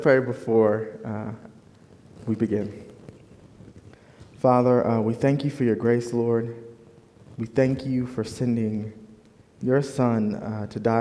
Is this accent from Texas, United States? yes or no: no; Fort Wayne, Indiana, United States; moved away as an adult; also born or lived in Bloomington, Indiana / Chicagoland area; now in Kansas City, United States; I was born and raised in Fort Wayne, Indiana